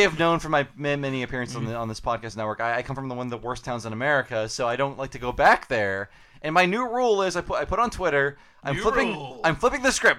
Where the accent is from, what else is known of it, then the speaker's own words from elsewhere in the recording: Northeast Ohio, United States; moved away; We're both from Northeast Ohio